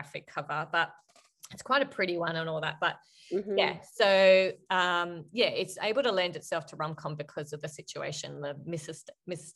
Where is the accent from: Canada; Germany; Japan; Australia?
Australia; I am Australian